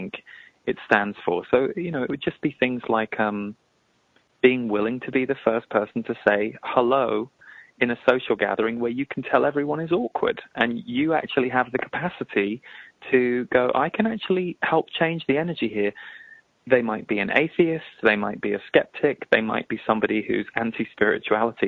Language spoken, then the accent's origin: English; England, United Kingdom; we're both from England